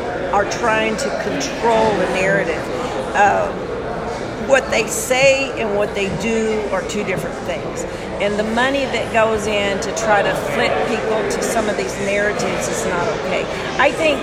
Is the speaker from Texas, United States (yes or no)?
yes; Texas Panhandle, United States; We grew up in the Texas Panhandle